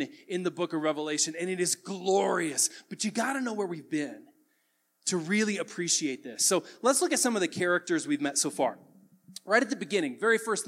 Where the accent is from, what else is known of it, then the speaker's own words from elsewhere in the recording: the South, United States; I grew up in the South around a lot of lifted trucks